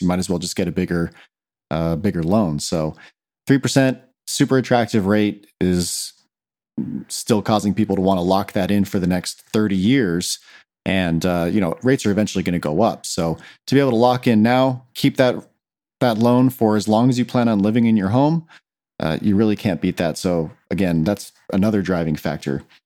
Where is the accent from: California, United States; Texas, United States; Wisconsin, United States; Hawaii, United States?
California, United States; Claremont; I was born and raised here in Claremont